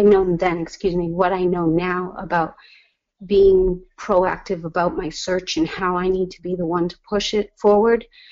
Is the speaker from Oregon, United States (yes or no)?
no; Hamilton, Massachusetts, United States; also born or lived in El Salvador / Beverly, Massachusetts; I was raised in Hamilton Wenham